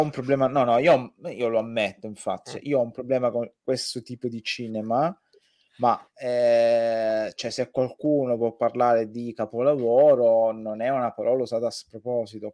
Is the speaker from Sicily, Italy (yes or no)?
yes; Sicily, Italy; io sono nato in un paesino di, della provincia siciliana